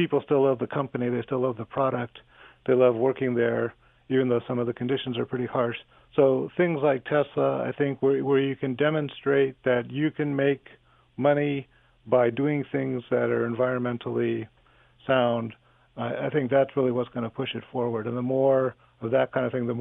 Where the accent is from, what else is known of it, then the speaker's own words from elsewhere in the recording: Southern California, United States; when I grew up in Southern California